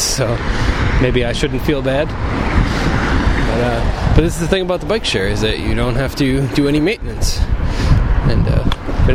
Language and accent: English; East Coast, United States; moved away; I come from the East Coast